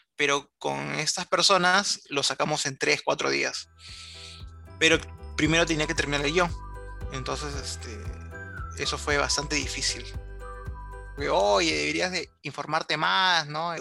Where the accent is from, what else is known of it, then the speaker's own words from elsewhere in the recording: Lima, Peru; como bastantes limeños